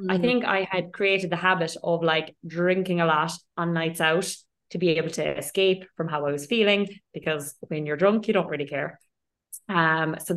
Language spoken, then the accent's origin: English; Ireland; moved away as an adult; also born or lived in London; now in Dubai, United Arab Emirates; I'm Irish by background. I lived most of my life in Ireland.